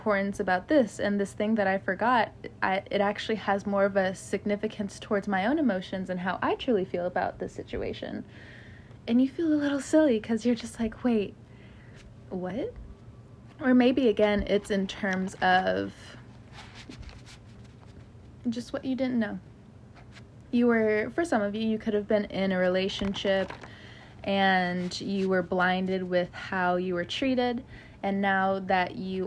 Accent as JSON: {"language": "English", "region": "California", "country": "United States", "tie": "born or raised there", "moved": "yes", "lives_now": "the southern United States", "said": "I grew up in California"}